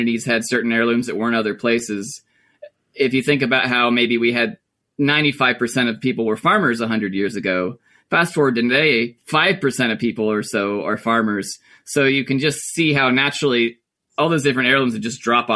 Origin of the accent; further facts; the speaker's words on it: Bakersville, North Carolina, United States; I grew up in Mitchell County, Bakersfield, North Carolina. I was born and raised in Mitchell County